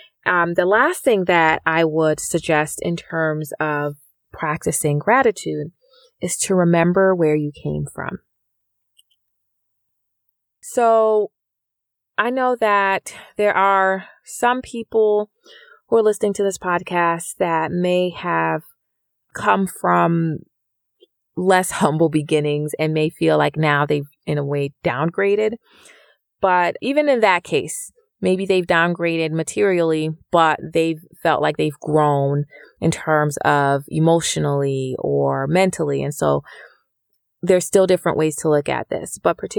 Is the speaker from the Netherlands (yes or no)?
no; Jamaica; now in United States; Within my family, we came from Jamaica, and so there is no free education there. I went to school here in the U.S.